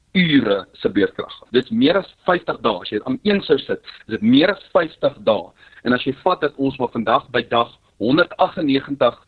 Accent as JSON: {"language": "Afrikaans", "country": "South Africa", "said": "as Suid-Afrikaners"}